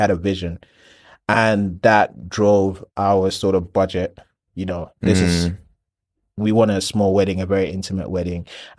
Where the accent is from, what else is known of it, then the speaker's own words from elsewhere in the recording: Nigeria; And I'm Nigerian. She's Ghanaian.